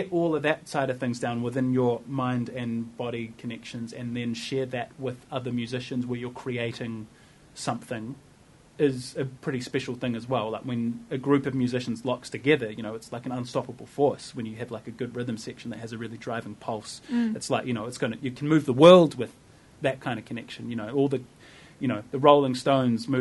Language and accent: English; Wellington, New Zealand; I identify very much as a New Zealander. Like I grew up here. My friends are here. The culture that I know is Wellington